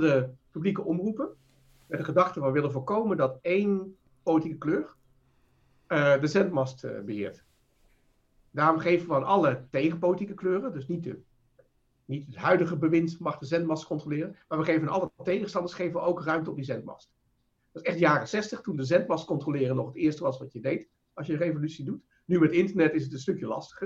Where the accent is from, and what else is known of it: Netherlands